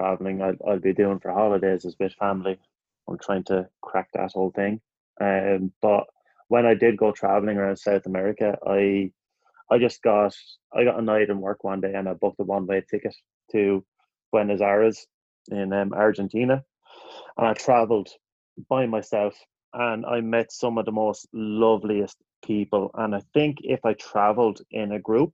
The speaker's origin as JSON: {"language": "English", "country": "Ireland", "tie": "born or raised there", "moved": "yes", "said": "growing up in Ireland"}